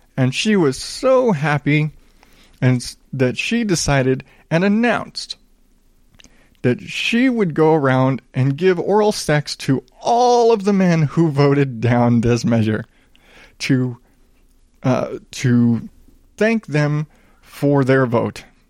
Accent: the South, United States; I grew up in the South

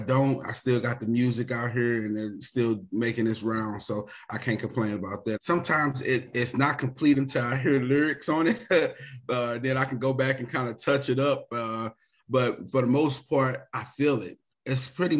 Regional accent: University City, Missouri, United States; I'm from University City, Missouri, out of St. Louis

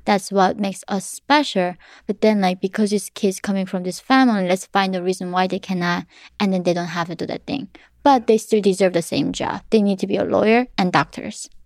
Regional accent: North Korea; now in United States; my mom taught me growing up in North Korea

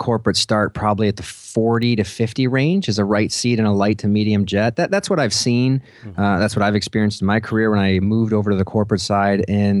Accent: Detroit, Michigan, United States; I'm from the Detroit area.

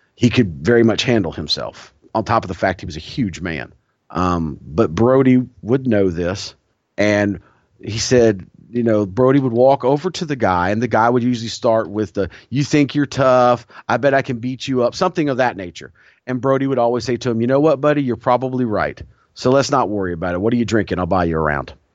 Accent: the South, United States; being a Southerner

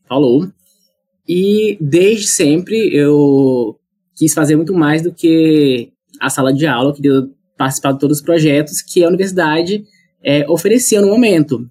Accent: Monte Alegre do Piauí, Piauí, Brazil; also born or lived in Goiás / Ribeirão Preto; now in New Haven, United States; Eu sou natural do estado do Piauí

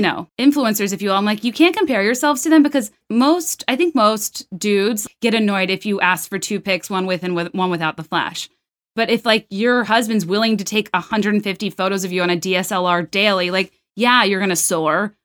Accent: the South, United States; I'm from the South

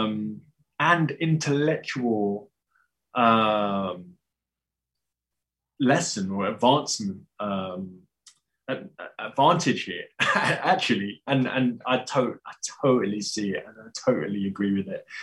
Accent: United Kingdom; I'm British

